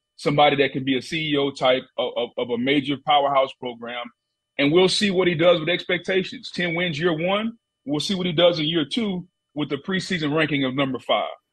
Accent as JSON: {"language": "English", "region": "Louisiana", "country": "United States", "accent": "not really Southern and not really Cajun", "said": "I'm a country boy from Louisiana, so my accent is really kind of uh, not really Southern and not really Cajun"}